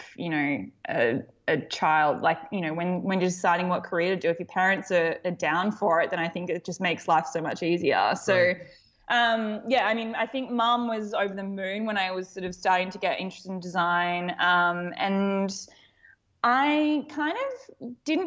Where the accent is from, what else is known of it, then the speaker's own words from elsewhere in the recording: Melbourne, Victoria, Australia; I grew up in Melbourne in Australia.